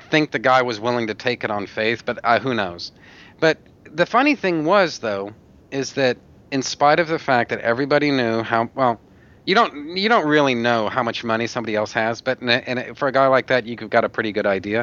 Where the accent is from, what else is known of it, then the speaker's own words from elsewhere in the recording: Odessa, Texas, United States; I was born originally in Odessa, Texas